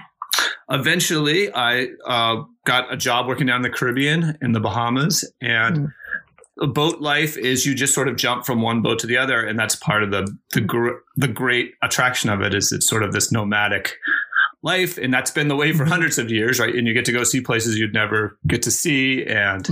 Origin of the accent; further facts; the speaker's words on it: Cape Cod, Massachusetts, United States; for many years I grew up in Cape Cod sailing